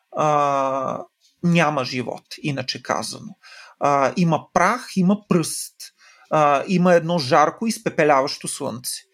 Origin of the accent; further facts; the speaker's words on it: Silistra, Silistra Province, Bulgaria; в Североизточна България, откъдето съм аз, mm. нали, в Силистра.